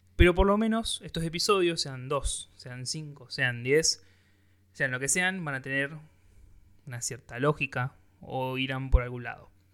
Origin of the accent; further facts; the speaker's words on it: Rosario, Santa Fe, Argentina; soy rosarino, me como la S